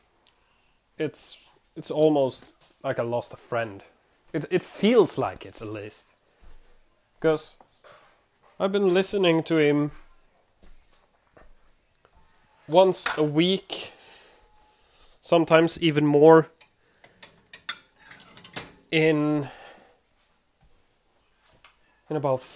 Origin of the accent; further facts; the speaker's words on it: Sweden; English is a second language; I'm from Sweden. I live in Sweden, born in Sweden.